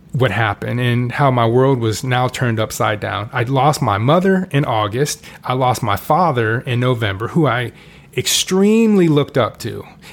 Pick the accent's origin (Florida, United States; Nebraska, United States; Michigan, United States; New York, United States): Florida, United States; Orlando; also born or lived in Kansas City; We moved from Kansas City to Orlando when I was 8